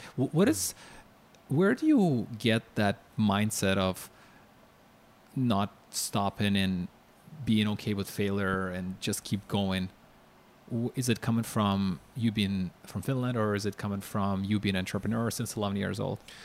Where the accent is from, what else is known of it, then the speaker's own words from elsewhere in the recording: Ukraine; I'm from Ukraine